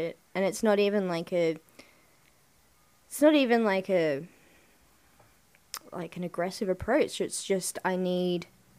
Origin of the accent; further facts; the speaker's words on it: Sydney, New South Wales, Australia; moved away as an adult; now in Melbourne, Australia; I grew up in Western Sydney and it's not the nicest area